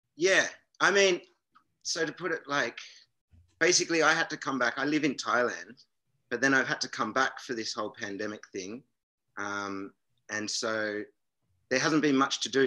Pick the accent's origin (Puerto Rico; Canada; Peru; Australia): Australia; south of Jervis Bay, New South Wales; my hometown